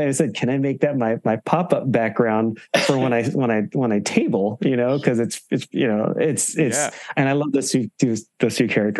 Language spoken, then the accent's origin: English; Philippines; You know, just because I'm Filipino, and also for me, representation does matter.